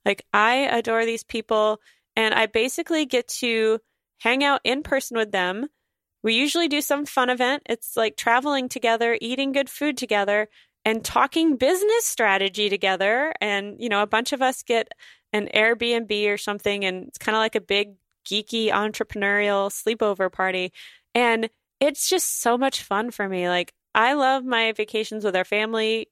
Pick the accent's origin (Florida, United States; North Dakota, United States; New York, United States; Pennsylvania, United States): North Dakota, United States; moved away; I'm gonna spend four days in North Dakota where I grew up in July